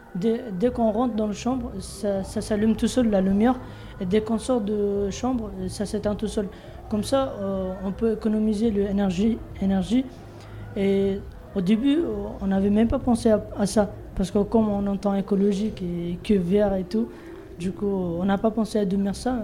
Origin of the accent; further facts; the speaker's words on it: Bangladesh; French is a second language; now in France; Je viens de Bangladesh